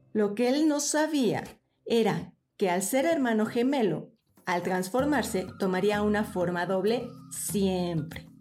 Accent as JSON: {"language": "Spanish", "country": "Mexico", "said": "mi país"}